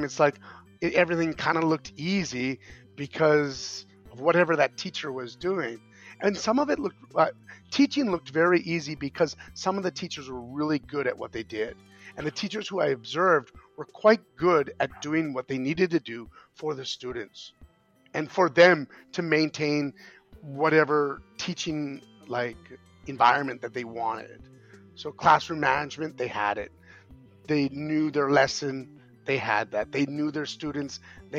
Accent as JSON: {"language": "English", "country": "Canada", "moved": "as an adult", "lives_now": "South Korea", "said": "I'm a Canadian"}